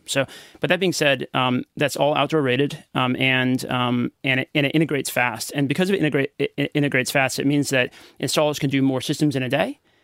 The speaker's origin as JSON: {"language": "English", "country": "United States", "also_born_or_lived": "Philippines", "accent": "American", "moved": "as an adult", "lives_now": "Australia"}